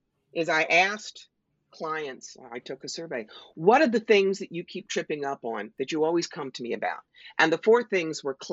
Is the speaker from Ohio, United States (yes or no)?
no; New York, United States; I'm a New Yorker. I'm in your face.